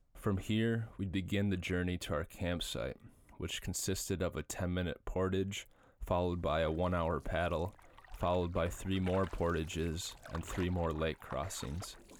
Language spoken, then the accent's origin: English; Minnesota, United States; I grew up in Minnesota